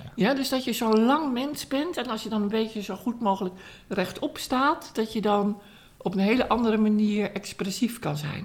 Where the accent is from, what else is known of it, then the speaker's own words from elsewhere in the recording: Amsterdam, North Holland, Netherlands; Dus ik ben opgegroeid in Amsterdam.